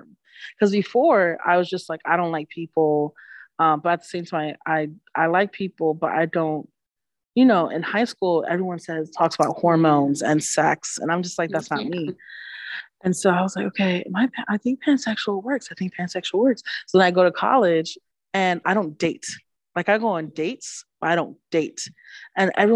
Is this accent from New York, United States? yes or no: yes; New York City, New York, United States; accent: Bronx; moved away as an adult; also born or lived in Manhattan; now in Syracuse, United States; I'm originally from the Bronx, so I grew up on 182nd and Grand Concourse